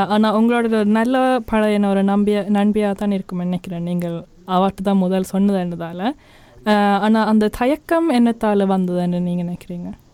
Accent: Oslo, Norway; உஷ்லூவில் பிறந்து வளர்ந்த ஆக்களுக்கு

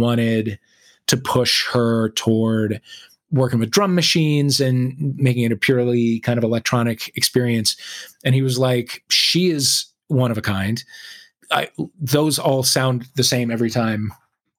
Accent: St. Louis, Missouri, United States; I was from St. Louis

